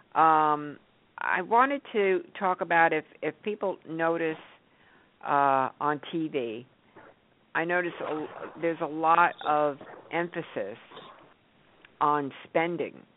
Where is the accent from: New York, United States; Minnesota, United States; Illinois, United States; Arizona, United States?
New York, United States; moved away; I grew up in New York